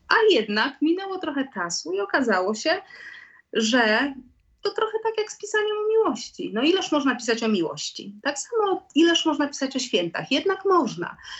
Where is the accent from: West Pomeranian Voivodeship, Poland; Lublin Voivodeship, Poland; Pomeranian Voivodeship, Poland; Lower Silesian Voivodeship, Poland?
Lublin Voivodeship, Poland; Lublin; moved away as an adult; now in Kraków, Poland; Urodziłam się w Lublinie. Mm, tam skończyłam szkoły, tam skończyłam szkołę muzyczną, tam skończyłam y, polonistykę